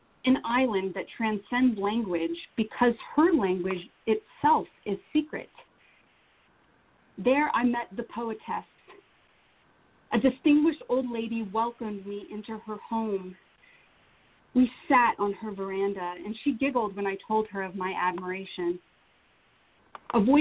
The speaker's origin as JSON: {"language": "English", "region": "North Carolina", "country": "United States", "also_born_or_lived": "Vanuatu / Washington, D.C.", "moved": "yes", "said": "I'm from North Carolina"}